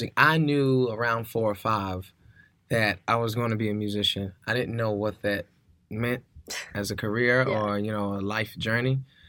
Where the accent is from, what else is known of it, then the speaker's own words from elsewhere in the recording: the South, United States; black male musician growing up in the South, bisexual.